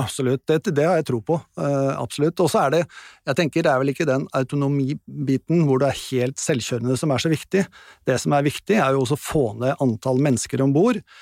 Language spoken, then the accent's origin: Norwegian; Sandefjord, Vestfold, Norway; moved away; also born or lived in Bremanger; jeg er jo Sandefjordsgutt